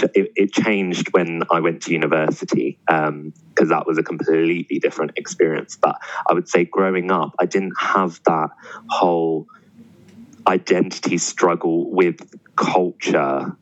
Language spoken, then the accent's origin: English; London, United Kingdom; I grew up in Southall, which was predominantly Asian